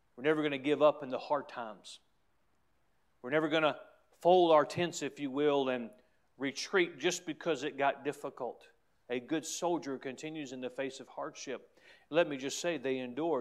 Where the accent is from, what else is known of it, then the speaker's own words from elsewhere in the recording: United States; as American citizens